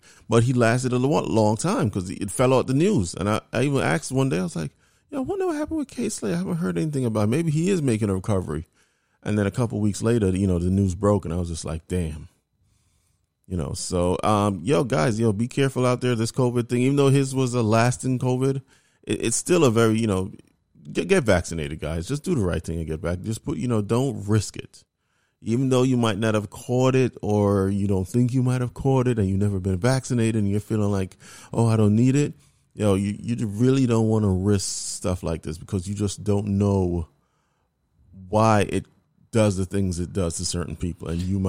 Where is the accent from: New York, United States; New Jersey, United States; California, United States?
New York, United States; New York.